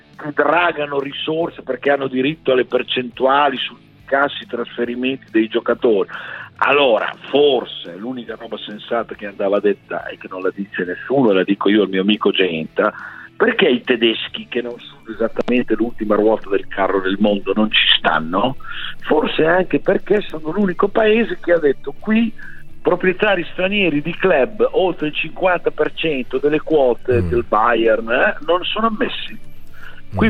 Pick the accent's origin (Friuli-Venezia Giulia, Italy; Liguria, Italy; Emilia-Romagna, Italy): Emilia-Romagna, Italy; Sassuolo; Noi di Sassuolo